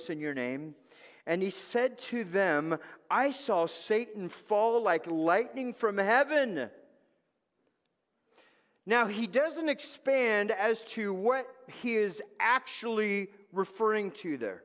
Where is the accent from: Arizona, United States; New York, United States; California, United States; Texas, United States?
California, United States; Los Angeles; moved away; I grew up in Los Angeles